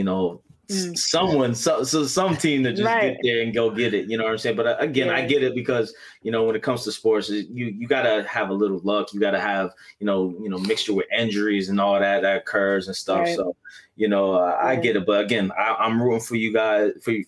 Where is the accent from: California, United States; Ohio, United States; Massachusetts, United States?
Massachusetts, United States; because I'm from Massachusetts